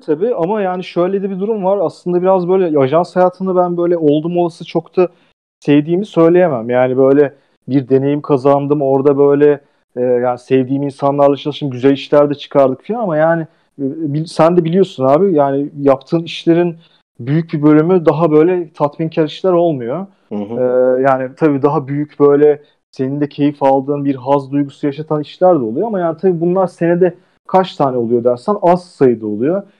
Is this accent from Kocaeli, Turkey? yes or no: no; Ankara, Turkey; moved away as an adult; now in Istanbul, Turkey; İstanbul'a geldim filan, ben Ankaralılıyım